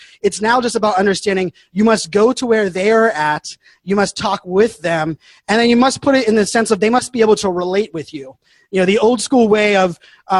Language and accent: English; Pittsburgh, Pennsylvania, United States; I was born and raised in Pittsburgh, Pennsylvania